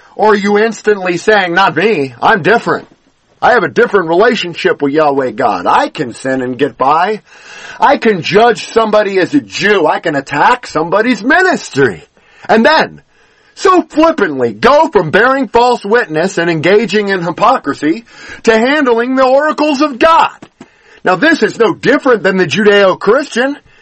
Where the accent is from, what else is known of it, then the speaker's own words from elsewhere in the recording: Los Angeles, California, United States; when I was growing up in Los Angeles